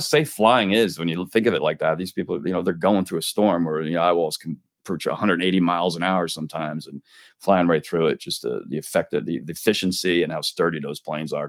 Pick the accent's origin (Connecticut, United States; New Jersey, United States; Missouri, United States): New Jersey, United States; now in Florida, United States; I enjoy the seasons growing up in Jersey